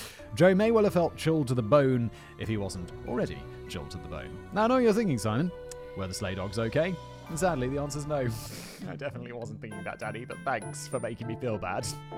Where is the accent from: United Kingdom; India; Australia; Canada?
United Kingdom; Rotherham, Yorkshire and the Humber; I mean, that wouldn't have been a major problem in my hometown of Rotherham, as you would only have to stagger sideways for a few yards before you came across another kebab house.